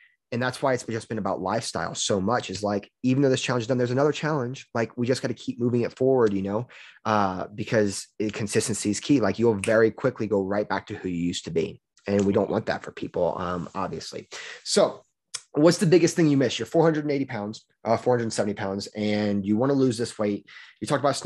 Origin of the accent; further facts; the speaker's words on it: Louisiana, United States; moved away as an adult; I'm from Louisiana, and I just recently moved up here